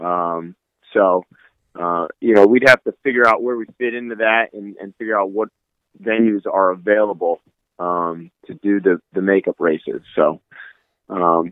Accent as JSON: {"language": "English", "region": "Northeast", "country": "United States", "said": "I'm from the Northeast"}